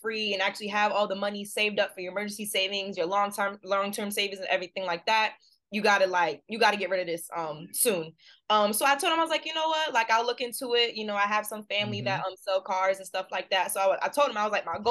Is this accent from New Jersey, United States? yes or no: yes; New Jersey, United States; moved away as an adult; also born or lived in South Carolina; now in Boston, United States; I'm from New Jersey, but went to school at USC